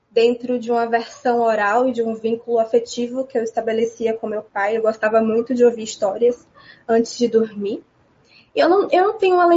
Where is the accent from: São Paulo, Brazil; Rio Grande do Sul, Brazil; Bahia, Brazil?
Bahia, Brazil; Amélia Rodrigues; also born or lived in Salvador / Feira de Santana; Eu nasci em Salvador nos anos 2000, em março. Estava chovendo muito, segundo meus pais. E mas só nasci também só para, porque eu morei em Amélia Rodrigues a minha vida inteira. Morei parcialmente porque eu estudava em Feira de Santana